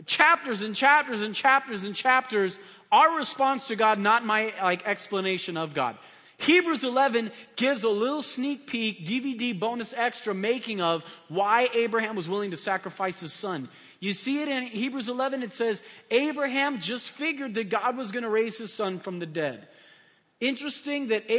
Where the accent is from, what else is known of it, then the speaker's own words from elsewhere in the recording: San Diego, California, United States; moved away as an adult; also born or lived in Hesperia, California / Boise; now in Victorville area, United States; I'm from San Diego